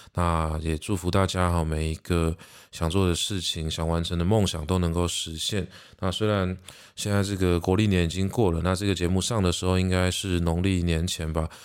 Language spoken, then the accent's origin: Chinese; Taiwan; 台湾是一个四面环海的一座岛，所以我想海洋也讨喜着我们的家乡